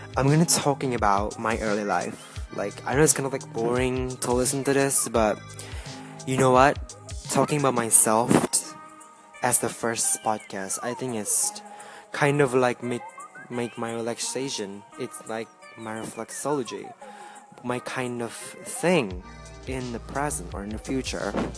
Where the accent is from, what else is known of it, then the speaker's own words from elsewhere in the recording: Jakarta, Indonesia; I am from Jakarta, Indonesia